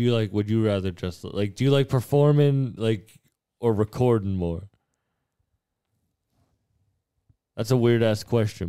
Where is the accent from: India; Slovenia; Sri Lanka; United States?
United States; Boston, Massachusetts; I'm from Massachusetts